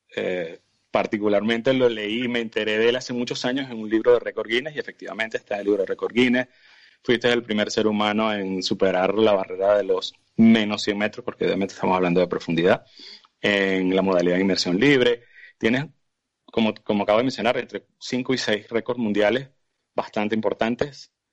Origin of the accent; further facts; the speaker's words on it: Venezuela; uno como venezolano